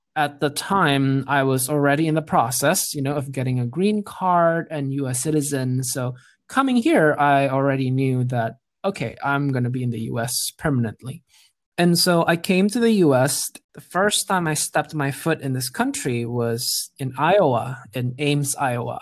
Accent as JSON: {"language": "English", "region": "Jakarta", "country": "Indonesia", "tie": "born or raised there", "moved": "as an adult", "lives_now": "United States", "said": "I grew up in Jakarta in Indonesia"}